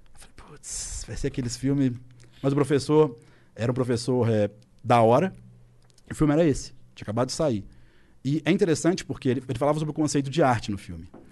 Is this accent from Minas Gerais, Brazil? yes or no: yes; Belo Horizonte, Minas Gerais, Brazil; Tem a U F M G, que é em B H, minha cidade natal, meus pais, meus amigos